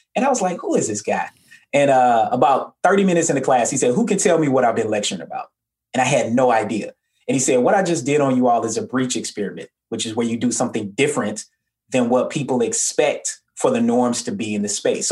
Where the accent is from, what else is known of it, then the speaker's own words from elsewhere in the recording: Atlanta, Georgia, United States; also born or lived in Murfreesboro, Tennessee; So I'm originally from Murfreesboro, Tennessee. So similar to you, I'm a Southerner. I grew up in Atlanta